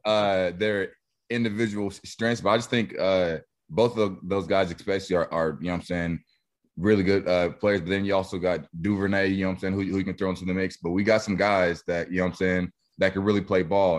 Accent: Wichita, Kansas, United States; my hometown

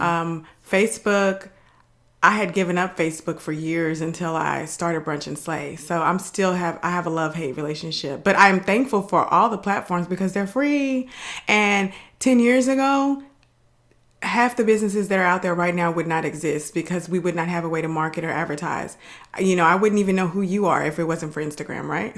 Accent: Dallas, Texas, United States; now in Houston, United States; I live in Houston. They love the Texans for some reason, but I'm from Dallas

